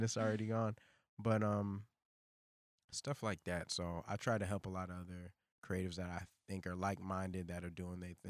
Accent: New York City, New York, United States; moved away; Brooklyn because that's where I come from.

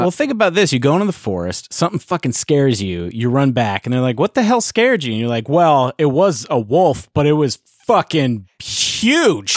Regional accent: Hickory, North Carolina, United States; I'm from Hickory, North Carolina.

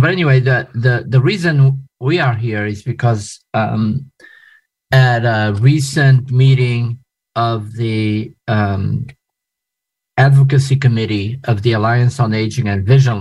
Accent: Portugal; moved away as an adult; also born or lived in New York City, United States / Portland, Maine, United States / Philadelphia, United States / Atlanta, United States; now in United States; I am originally from Portugal. I moved to the United States as an adult after I finished college.

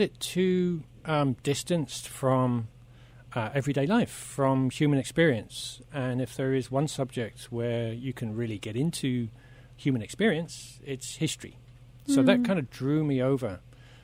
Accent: Oxfordshire, South East England, United Kingdom; moved away as an adult; now in Netherlands; I'm originally from Oxford, or better said, the Oxfordshire countryside

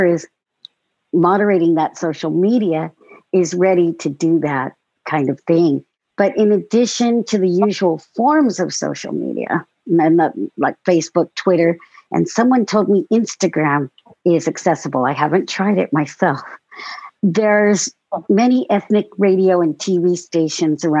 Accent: Long Beach, California, United States; now in Sacramento, United States; I'm also from California, originally from Long Beach, but now I live in Northern California, in Sacramento

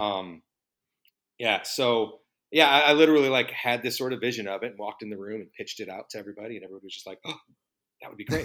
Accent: Chicago, Illinois, United States; I grew up in Chicago

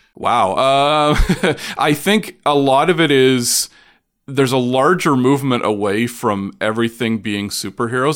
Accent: Oshawa, Ontario, Canada; also born or lived in Toronto; I grew up in Oshawa, but around and, and in Toronto

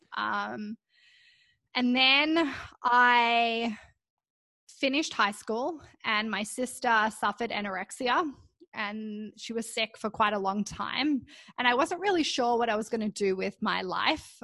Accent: Canberra, Australian Capital Territory, Australia; moved away as an adult; now in Vancouver, Canada; I was born in Canberra in Australia. And my primary school even had their own gymnasium there.

